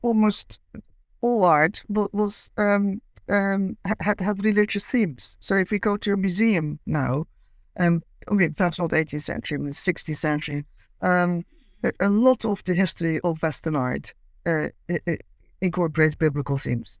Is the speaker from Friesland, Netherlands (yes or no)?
no; Amsterdam, North Holland, Netherlands; accent: Dutch; moved away as an adult; now in Cambridge, United Kingdom; I grew up in Amsterdam and lived there till my late twenties.